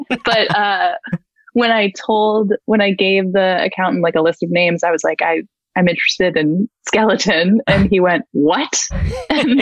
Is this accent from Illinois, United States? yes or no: no; outside Philadelphia, Pennsylvania, United States; Right outside Philadelphia.